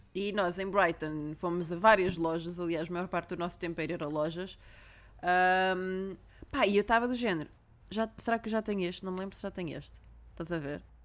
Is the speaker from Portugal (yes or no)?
yes; Portugal; now in London, United Kingdom; eu sou portuguesa